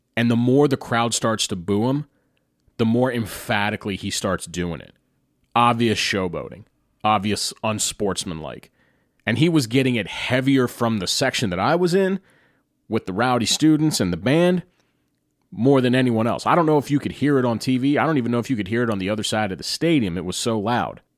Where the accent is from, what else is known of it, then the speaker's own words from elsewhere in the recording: Carlisle, Pennsylvania, United States; in my hometown of Carlisle, Pennsylvania